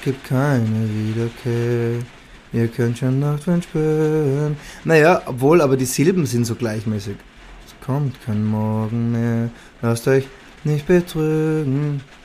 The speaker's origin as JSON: {"language": "German", "region": "Salzburg", "country": "Austria", "tie": "born or raised there", "also_born_or_lived": "London", "moved": "yes", "said": "in meinem Heimatbundesland äh, Salzburg, wo ich, wo ich geboren bin"}